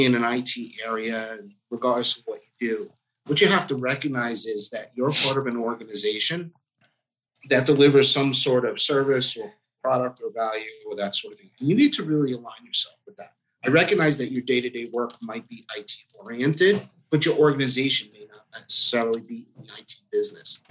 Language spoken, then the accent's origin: English; New Jersey, United States; I grew up in Jersey